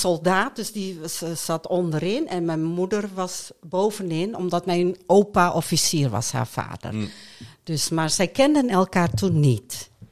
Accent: Hoogkerk, Groningen, Netherlands; also born or lived in Friesland; ik ben opgegroeid in de Molukse wijk, hier in Hoogkerk

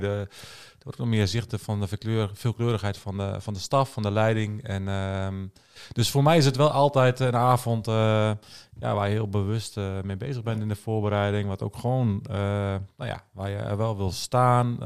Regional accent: Netherlands; als Nederlanders.

